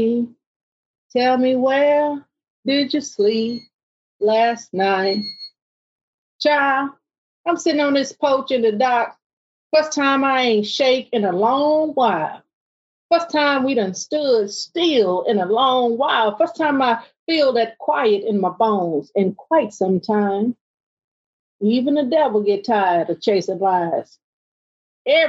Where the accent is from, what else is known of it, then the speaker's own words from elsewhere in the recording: the South, United States; I'm from the South